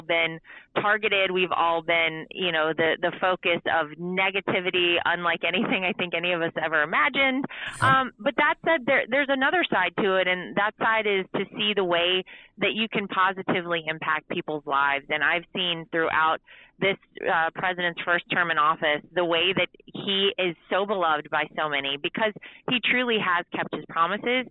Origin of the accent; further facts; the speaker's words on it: North Carolina, United States; moved away; I grew up in North Carolina. It's my home state.